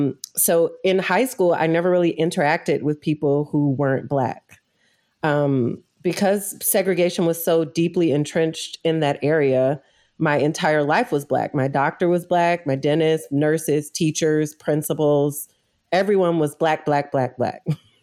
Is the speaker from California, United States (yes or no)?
yes; California, United States; also born or lived in Louisiana; I was born in Louisiana, but I moved shortly after I was born to California in the 90s. So I was exposed to really a lot of different cultures and communities and different ideologies in California. And then when I was 13, I moved back to Louisiana.